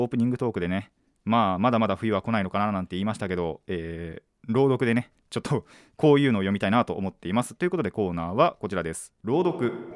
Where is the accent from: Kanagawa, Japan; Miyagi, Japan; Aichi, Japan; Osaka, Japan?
Kanagawa, Japan; 僕は神奈川の人間です